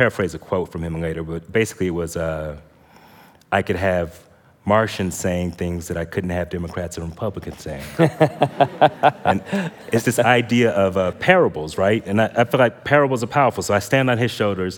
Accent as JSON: {"language": "English", "town": "Ithaca", "region": "New York", "country": "United States", "tie": "born or raised there", "said": "I was born in Ithaca, New York"}